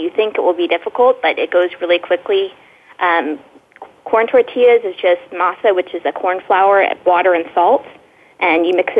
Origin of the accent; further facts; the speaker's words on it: Texas, United States; I grew up in Texas, and tacos are just an everyday part of life here. But it definitely, tacos really became the focus of my life when I moved to Austin about 6 years ago.